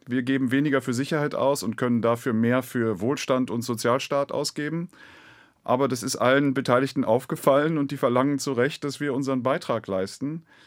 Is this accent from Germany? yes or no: yes; Germany; wir sollten als Deutsche